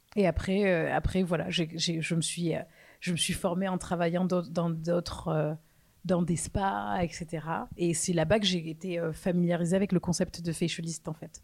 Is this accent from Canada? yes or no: no; France; also born or lived in London / New York; Je suis française. Euh, j'ai vécu pendant quelques années. En fait, je suis partie de la France en 2013.